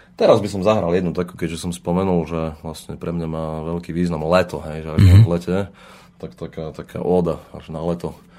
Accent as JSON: {"language": "Slovak", "town": "Zemplínske Hradište", "region": "Košice Region", "country": "Slovakia", "also_born_or_lived": "London", "said": "som zo Zemplinského hradišťa, ponášam z Hardišť"}